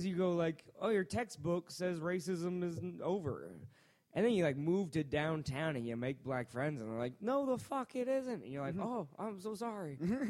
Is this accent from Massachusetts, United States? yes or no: yes; Worcester, Massachusetts, United States; born there; I was born in Worcester, Massachusetts.